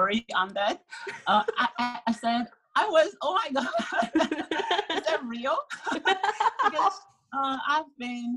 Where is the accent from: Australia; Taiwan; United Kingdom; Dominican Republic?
Taiwan; born or raised there